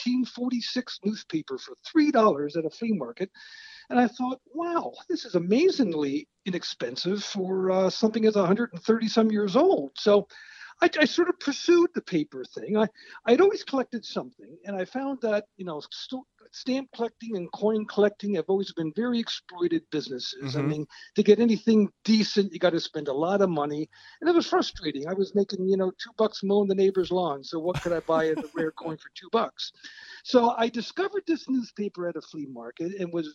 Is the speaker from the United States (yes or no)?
yes; Williamsport, Pennsylvania, United States; also born or lived in Southern California; I am very much from Williamsport, Pennsylvania, born and raised there